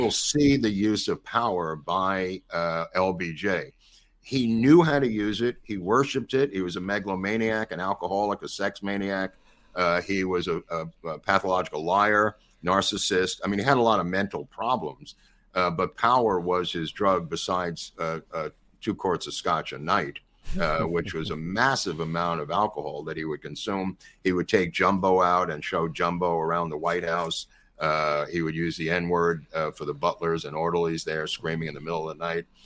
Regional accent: New York, United States; if you grew up with Trump, like I did, I don't mean personally, but I mean in New York

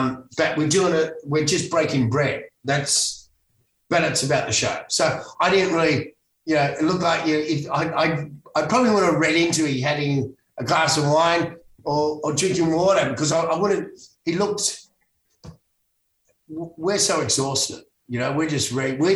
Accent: Sydney, New South Wales, Australia; also born or lived in Los Angeles, United States; I'm a Bondi boy.

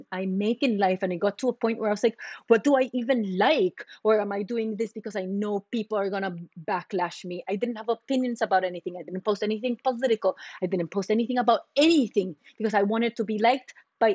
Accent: Costa Rica; now in United States; I'm from Costa Rica

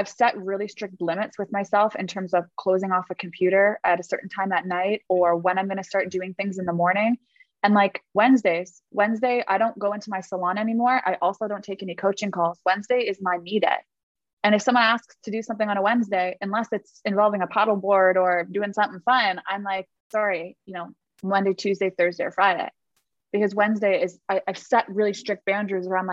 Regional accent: Toronto, Ontario, Canada; I grew up in Toronto, Canada.

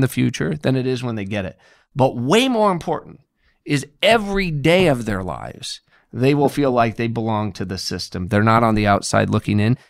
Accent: Indiana, United States; I'm from Indiana

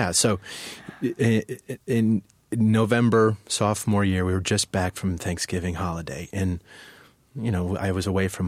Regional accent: Chicago, Illinois, United States; also born or lived in Winnetka; Chicago's my hometown. I was born in Chicago.

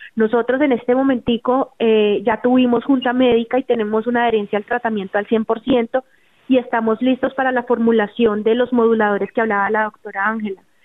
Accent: Cali, Valle del Cauca, Colombia; Nosotros somos de Cali

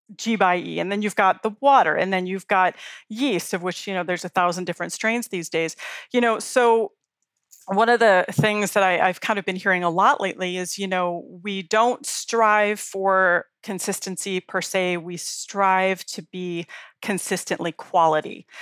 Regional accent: Chicago, Illinois, United States; now in Colorado, United States; I grew up in Chicago

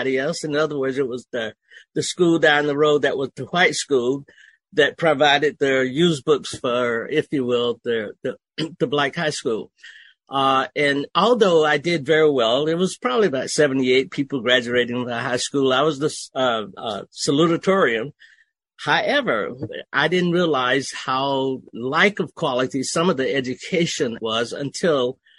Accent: Okefenokee Swamp, Georgia, United States; moved away; also born or lived in Germany; I was raised in Okefenokee Swamp, where English was a second language

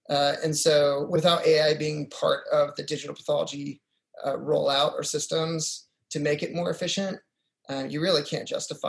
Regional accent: Utah, United States; also born or lived in Missouri / Honduras; I'm originally from Utah. I grew up in Utah and Missouri for a bit.

